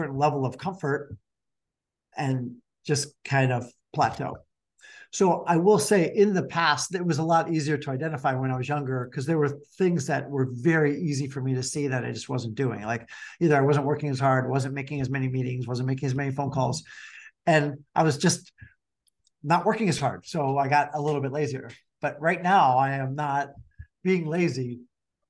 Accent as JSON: {"language": "English", "town": "Chicago", "region": "Illinois", "country": "United States", "said": "That's where we're from Chicago"}